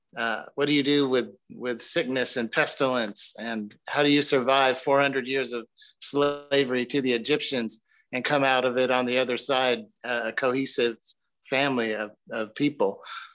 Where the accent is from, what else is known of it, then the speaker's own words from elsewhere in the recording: the South, United States; I'm a kid who, I grew up in the South. I grew up kind of being drugged to church when I was a kid.